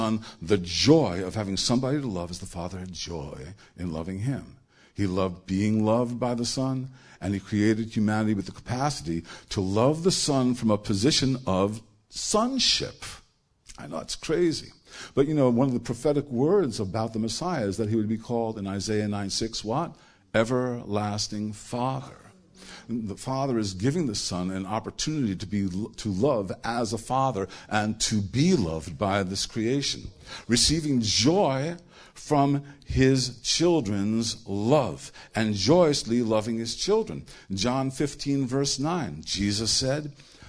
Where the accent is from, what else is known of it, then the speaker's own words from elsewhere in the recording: New York, United States; I'm from New York